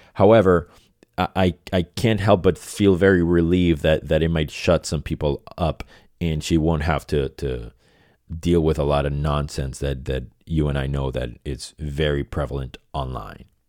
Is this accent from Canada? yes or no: no; Venezuela; moved away as an adult; also born or lived in Boston; now in Los Angeles, United States; I was born and raised in Venezuela.